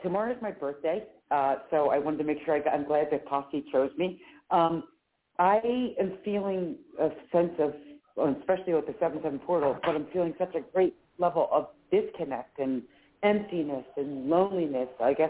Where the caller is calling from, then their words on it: Philadelphia, Pennsylvania, United States; Hi, Claire Candy. It's … from Philadelphia.